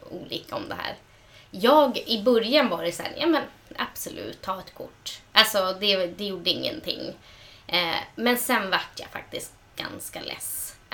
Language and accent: Swedish; Sweden; men alltså jag menar för att vi är samer.